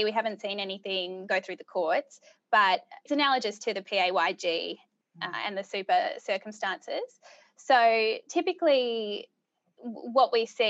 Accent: Subiaco, Western Australia, Australia; born there; Well, truth be told, so I was born in Subiaco. And all my family is originally from WA.

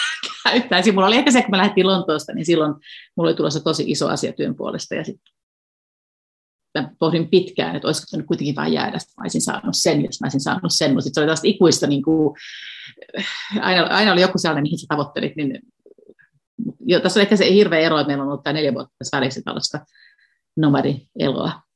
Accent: Nurmijärvi, Uusimaa, Finland; moved away as an adult; also born or lived in Berlin, Germany; now in Tampere, Finland; Mä asuttiin puoli vuotta siis mun kotikylässä Nurmijärven Nukarilla

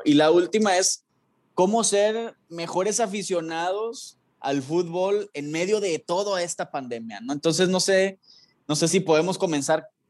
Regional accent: Mexico; como mexicanos

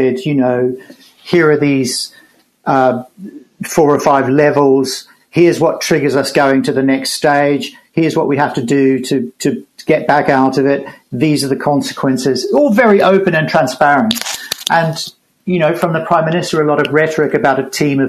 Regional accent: New Zealand; As a New Zealander

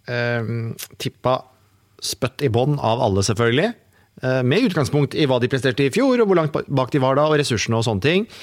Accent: Oslo, Norway; now in Haugesund, Norway; Jeg bor selv i Haugesund nå, {S1} og {S2} jeg er fra Oslo.

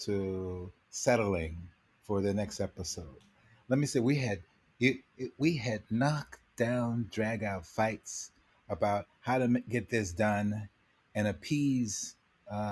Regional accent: Los Angeles, California, United States; growing up in Los Angeles

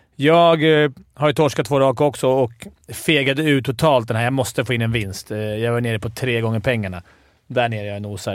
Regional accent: Stockholm, Stockholm County, Sweden; jag är från Stockholm och hejar på Djurgården

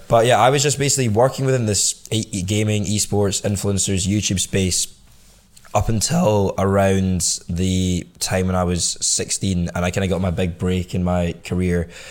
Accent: Scotland, United Kingdom; grew up in Scotland all, all my life

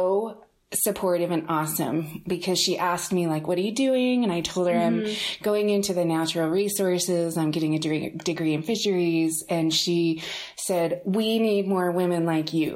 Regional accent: Salt Lake City, Utah, United States; also born or lived in Murray, Utah; I grew up here in Salt Lake

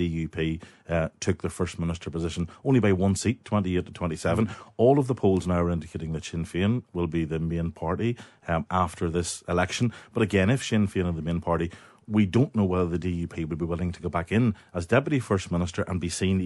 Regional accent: Northern Ireland, United Kingdom; in Northern Ireland, the best thing for us is that we're Irish when it suits, we're British when it suits, and we're Northern Irish when it suits.

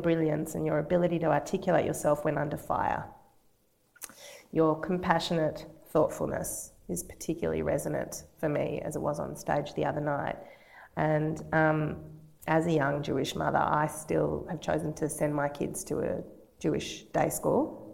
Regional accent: Australia; as an Australian, I'm just an Aussie.

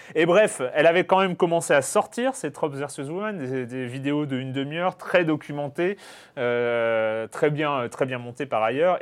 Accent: France; en tant que Français.

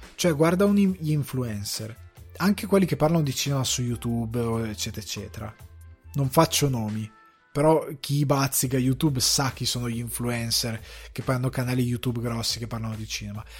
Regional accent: northern Italy, Italy; i miei genitori sono siciliani, io sono cresciuto al nord Italia

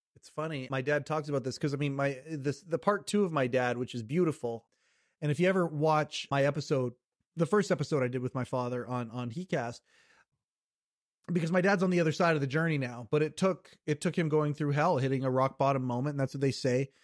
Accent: Kelowna, British Columbia, Canada; Born and raised in Western Canada, born, uh, I, I still live in the city that I was born in, it's called Kelowna, British Columbia

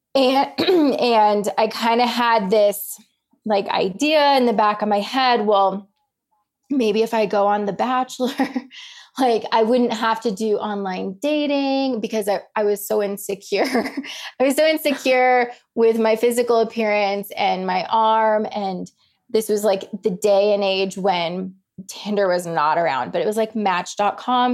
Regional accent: Colorado, United States; I grew up in Colorado

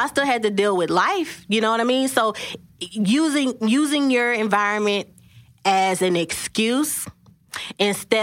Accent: Dallas, Texas, United States; I grew up in South Dallas

